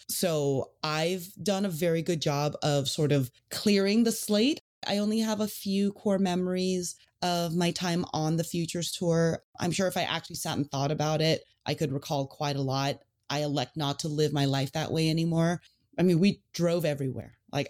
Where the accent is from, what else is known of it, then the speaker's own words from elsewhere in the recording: California, United States; I grew up in the Bay Area. So I basically grew up between Pebble Beach and Olympic Club.